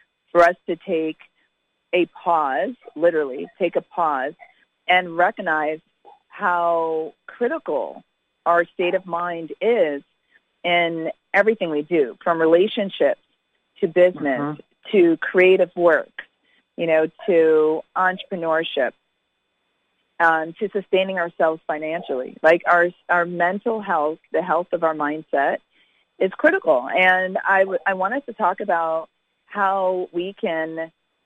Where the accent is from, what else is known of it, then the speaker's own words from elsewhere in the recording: Connecticut, United States; also born or lived in Jamaica; I grew up in Connecticut